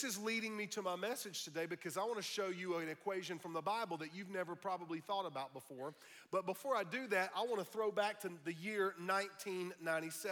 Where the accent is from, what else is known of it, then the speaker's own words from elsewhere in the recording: United States; I'm not only a Christian, I'm an American